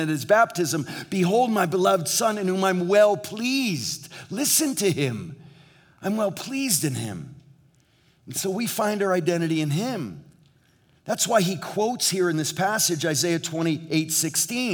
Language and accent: English; New England, United States; now in Southern California, United States; in New England where we grew up